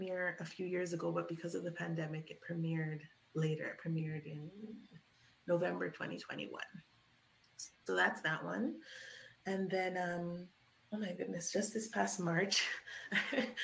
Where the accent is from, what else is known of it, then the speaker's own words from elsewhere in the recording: Toronto, Ontario, Canada; I grew up in Scarborough, Toronto